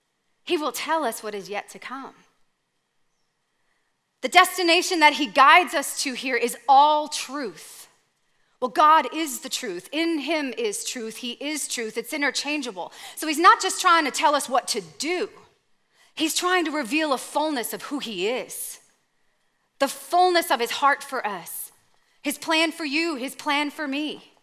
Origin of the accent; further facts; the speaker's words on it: Canada; Okay, I'm from Canada.